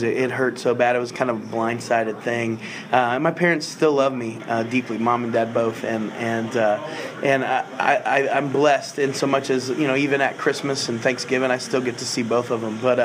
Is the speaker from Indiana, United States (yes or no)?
yes; Terre Haute, Indiana, United States; I'm from Terre Haute, Indiana, but not far from Indy